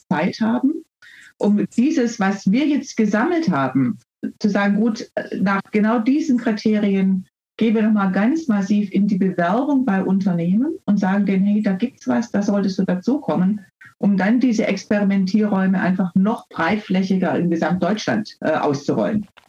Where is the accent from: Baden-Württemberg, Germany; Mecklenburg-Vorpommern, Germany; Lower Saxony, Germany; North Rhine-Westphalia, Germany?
Baden-Württemberg, Germany; ich komme hier aus Baden-Württemberg